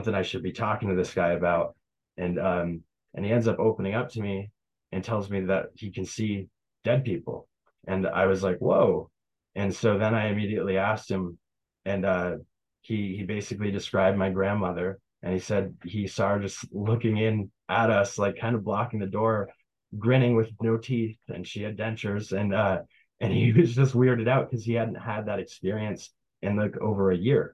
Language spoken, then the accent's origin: English; Tupper Lake, New York, United States; building my business in Tupper Lake in my hometown